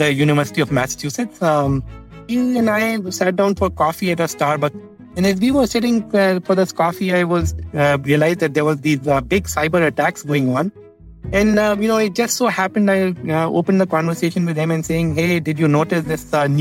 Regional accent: India; I grew up in India

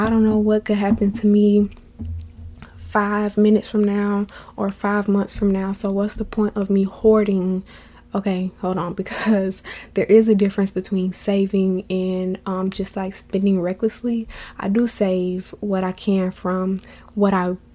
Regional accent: Florida, United States; I'm from Florida

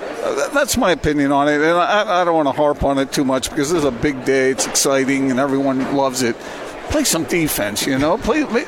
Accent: Utah, United States; anybody finds out I'm from Utah

